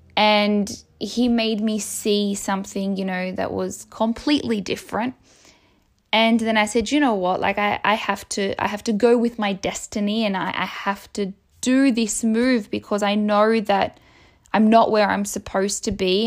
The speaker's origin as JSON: {"language": "English", "town": "Melbourne", "region": "Victoria", "country": "Australia", "tie": "born or raised there", "moved": "as an adult", "lives_now": "Rome, Italy", "said": "I, I grew up in Melbourne. Like, it's my country."}